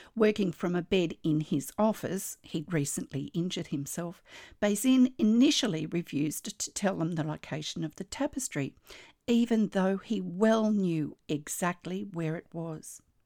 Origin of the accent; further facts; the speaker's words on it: Australia; I'm an Australian textile artist